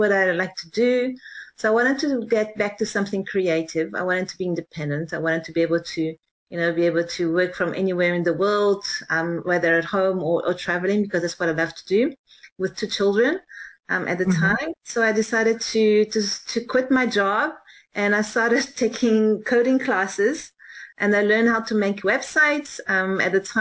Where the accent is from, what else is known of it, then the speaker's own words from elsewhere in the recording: Johannesburg, Gauteng, South Africa; moved away as an adult; So I grew up in South Africa, in Johannesburg